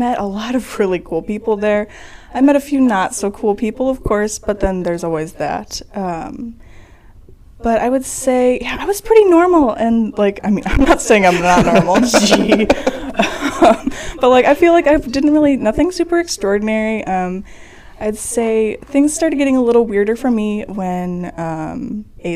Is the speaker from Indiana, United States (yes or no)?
no; Roseville, Illinois, United States; I am from Roseville, Illinois. Nowhere near Chicago